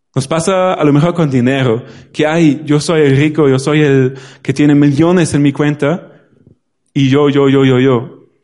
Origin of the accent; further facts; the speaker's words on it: Germany; Spanish is a second language; now in Spain; En Alemania ahora mismo, en mi pueblo